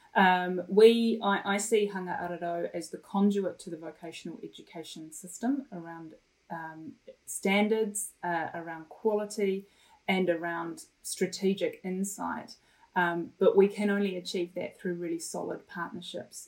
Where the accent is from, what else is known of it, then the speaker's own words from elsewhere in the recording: Wellington, New Zealand; also born or lived in Ipswich, England / Felixstowe, England; when I was ten years old, my family immigrated to New Zealand, uh, and we made Wellington our humble home. A beautiful, beautiful city, and a wonderful place to grow up in.